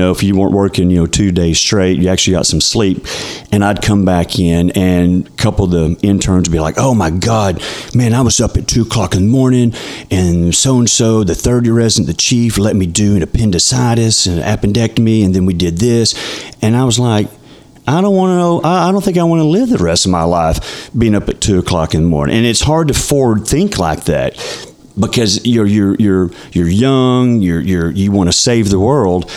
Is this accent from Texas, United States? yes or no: yes; Texarkana, Texas, United States; I'm from Texarkana, actually